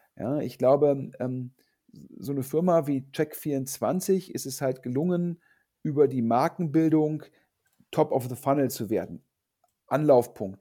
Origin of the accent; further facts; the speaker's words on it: Düsseldorf, North Rhine-Westphalia, Germany; in Düsseldorf, also in, in, in Anführungsstrichen meiner Heimatstadt